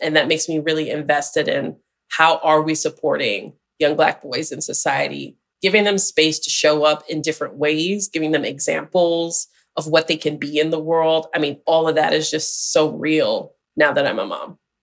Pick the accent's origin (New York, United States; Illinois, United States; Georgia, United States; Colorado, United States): New York, United States; Syracuse; I'm from Syracuse, which is just a couple hours from Buffalo, New York